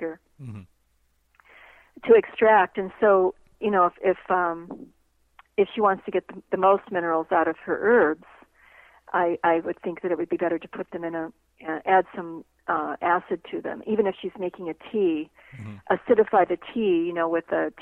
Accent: United States; as an American

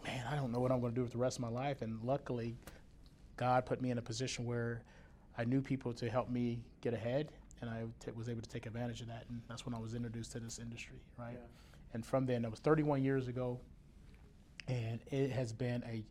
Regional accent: Dayton, Ohio, United States; now in Plano, United States; from Dayton, Ohio.

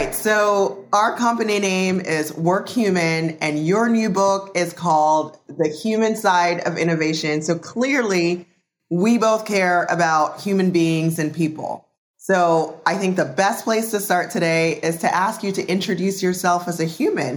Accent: Jamaica; moved away; I was born and raised in Jamaica

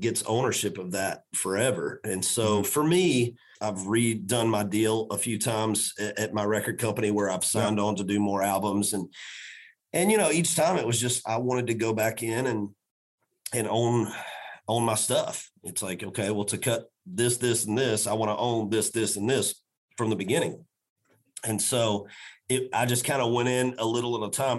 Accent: Macon, Georgia, United States; now in Nashville, United States; a children's hospital in my hometown of Macon, Georgia

